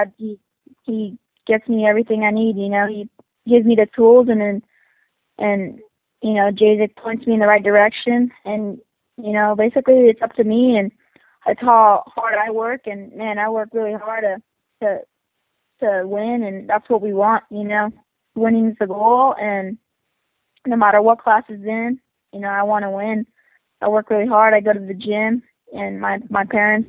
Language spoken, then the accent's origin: English; Perris, California, United States; I'm 14, and I'm from Parrish, California